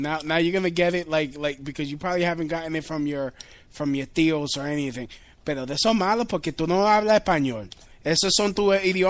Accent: New York City, New York, United States; I grew up in New York City. I'm a New Yorican, which is the worst form of Hispanic, let me tell you, because we're loud, we got the New York City attitude, we got the Puerto Rican loudness and the ferocity.

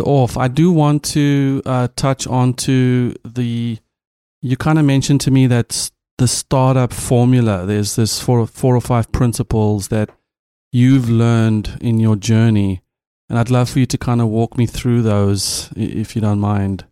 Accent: South Africa; first language Afrikaans; English is a second language; as a South African

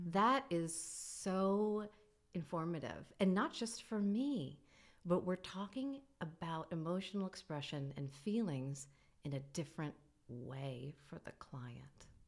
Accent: New York, United States; I am a New Yorker. I've always been a New Yorker

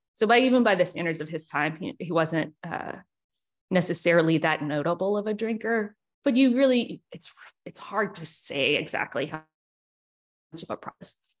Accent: Richmond, Virginia, United States; also born or lived in South Carolina / Auckland, New Zealand; here in my hometown

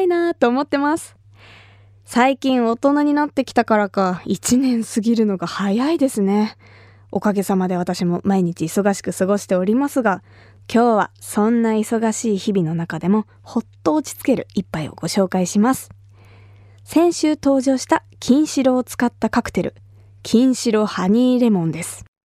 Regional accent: Kumamoto, Japan; moved away; 私が生まれ育った熊本

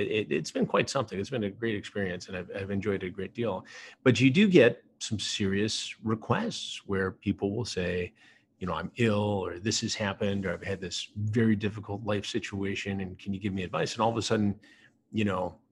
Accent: Michigan, United States; now in New York City, United States; I grew up in Michigan

